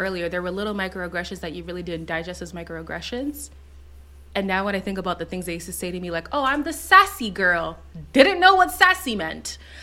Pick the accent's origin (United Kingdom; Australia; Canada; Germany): Canada; Montreal, Quebec; also born or lived in Zimbabwe; I was born in Zimbabwe, so from birth to four years old, all I knew was black. And then we moved to Montreal